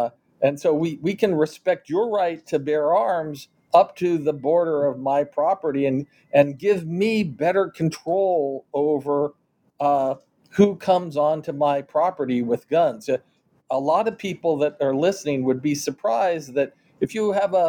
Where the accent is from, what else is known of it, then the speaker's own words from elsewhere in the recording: Kansas City, Missouri, United States; So in my hometown of Kansas City, there is an entertainment district just next door called Westport.